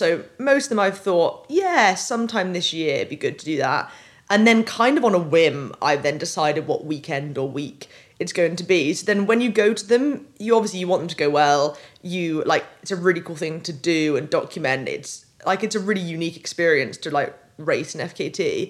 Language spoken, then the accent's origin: English; United Kingdom; I grew up on the Welsh borders on the east side, so it always felt like my home